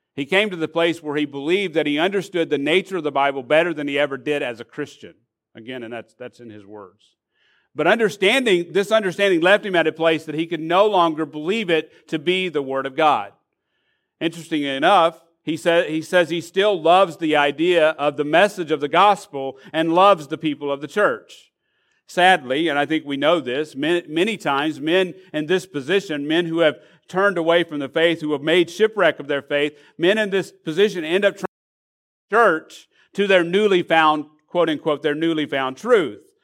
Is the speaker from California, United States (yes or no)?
no; Arkansas, United States; now in Florida, United States; I'm from Arkansas